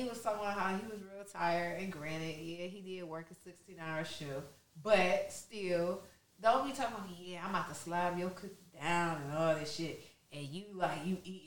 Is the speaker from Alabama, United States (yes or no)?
no; Detroit, Michigan, United States; I'm from Detroit